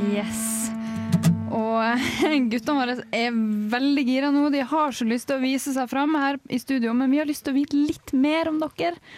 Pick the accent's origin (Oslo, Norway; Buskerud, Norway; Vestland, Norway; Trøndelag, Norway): Trøndelag, Norway; Levanger; Jeg er fra Levanger, nesten oppe.